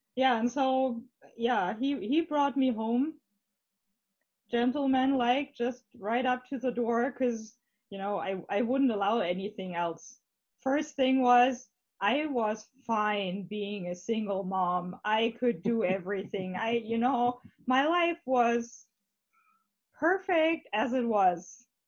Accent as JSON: {"language": "English", "region": "Hamburg", "country": "Germany", "second_language": "English", "said": "we're both from Hamburg, at least from"}